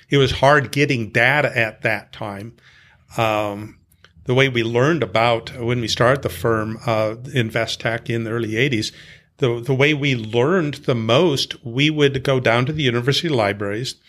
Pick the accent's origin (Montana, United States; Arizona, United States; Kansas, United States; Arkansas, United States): Montana, United States; I grew up in Montana